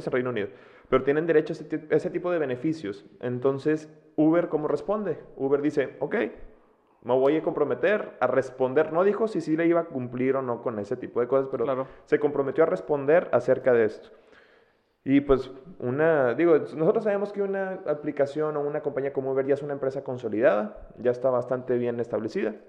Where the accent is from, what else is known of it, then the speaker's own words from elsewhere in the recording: Mexico; siendo mexicana